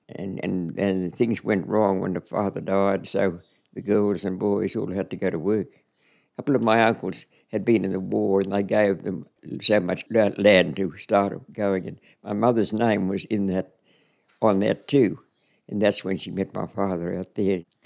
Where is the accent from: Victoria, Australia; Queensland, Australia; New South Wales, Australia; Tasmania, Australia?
Queensland, Australia; Winton; also born or lived in Charters Towers; I was never in Winton. I was out on the property, which was about oh, 104 kilometres out